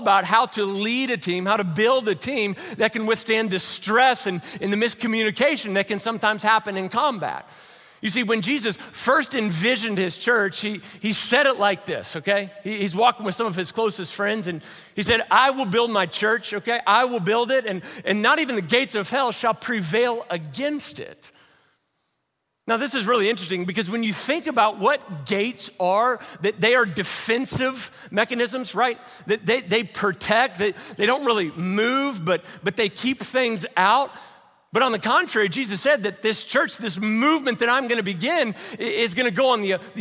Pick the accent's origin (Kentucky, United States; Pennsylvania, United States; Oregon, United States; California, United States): Kentucky, United States; Louisville; I was born and raised over in Louisville, Kentucky